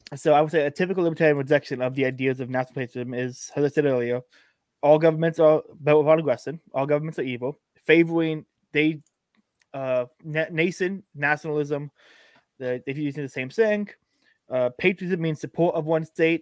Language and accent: English; Florida, United States; I'm a Florida nationalist